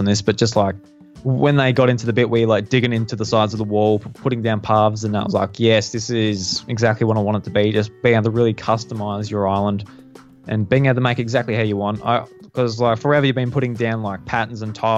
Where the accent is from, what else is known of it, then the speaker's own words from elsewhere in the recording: Australia; I'm Australian